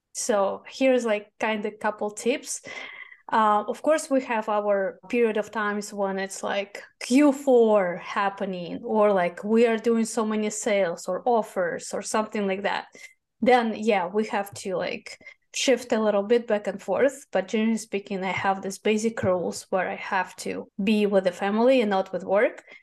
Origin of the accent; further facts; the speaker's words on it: Moscow, Russia; English is a second language; moved away as an adult; now in United States; I was born in Moscow. I was born in Soviet Union, the country that does not exist anymore